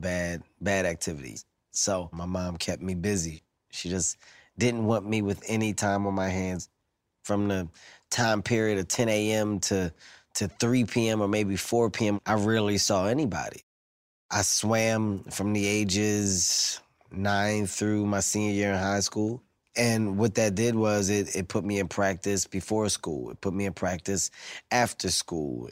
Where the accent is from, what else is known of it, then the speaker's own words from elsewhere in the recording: Philadelphia, Pennsylvania, United States; I'm from Philadelphia, 15th and Erie to be exact